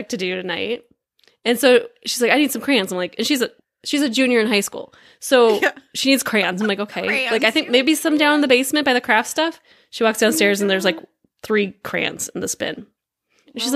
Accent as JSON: {"language": "English", "country": "United States", "said": "I'm American"}